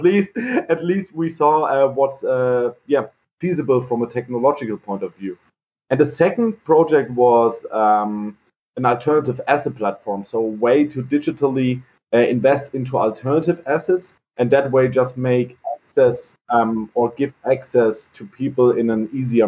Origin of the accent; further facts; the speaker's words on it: Heidelberg, Baden-Württemberg, Germany; I'm born and raised in Heidelberg.